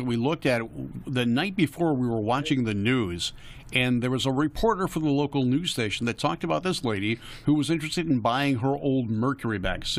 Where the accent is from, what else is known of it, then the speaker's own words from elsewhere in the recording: New York City, New York, United States; moved away; I remember my days in New York. I'm a Brooklyn kid.